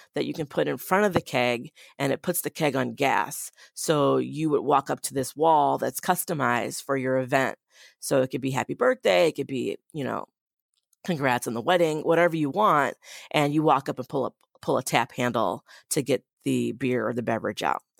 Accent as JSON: {"language": "English", "town": "Boston", "region": "Massachusetts", "country": "United States", "tie": "born or raised there", "moved": "yes", "lives_now": "Madison, United States", "said": "I grew up in Boston"}